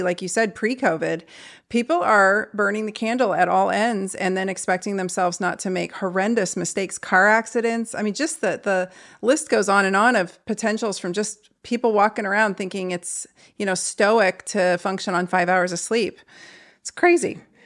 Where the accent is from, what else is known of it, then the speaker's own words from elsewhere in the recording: St. Louis, Missouri, United States; I'm from Saint Louis, too